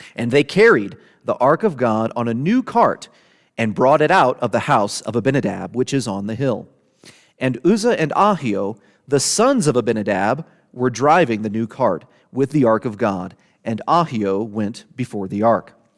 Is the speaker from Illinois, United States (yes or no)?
yes; Southern Illinois, United States; moved away; I'm from Southern Illinois